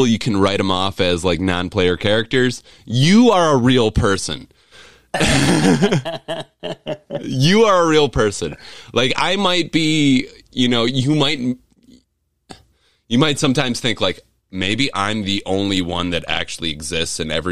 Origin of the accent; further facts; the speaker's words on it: Wisconsin, United States; I'm from Wisconsin